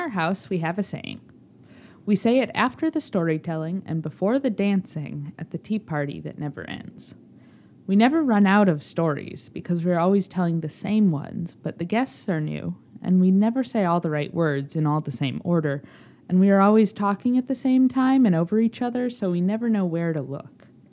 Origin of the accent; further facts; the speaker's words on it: Chicago, Illinois, United States; I was a happy vagrant in my hometown